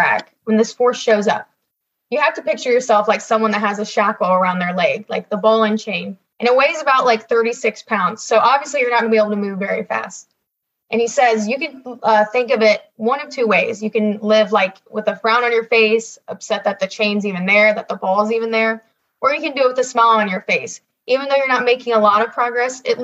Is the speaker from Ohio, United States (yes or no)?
yes; Ohio, United States; I'm from Ohio